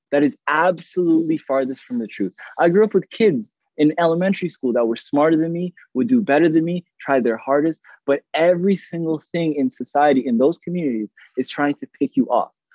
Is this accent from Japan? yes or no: no; Toronto, Ontario, Canada; I grew up in Rexdale.